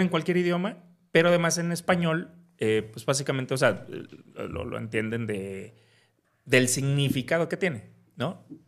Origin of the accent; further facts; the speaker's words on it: Veracruz, Mexico; moved away as an adult; also born or lived in Puebla / Spain / New York; soy de Veracruz. Este, nací ahí, crecí ahí.